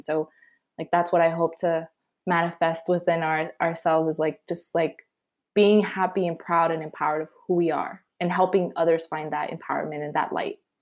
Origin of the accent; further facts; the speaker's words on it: Adelanto, California, United States; also born or lived in Guadalajara, Mexico; So Adelanto is in the high desert in California, which, if people don't know where the high desert is, it's in the San Bernardino County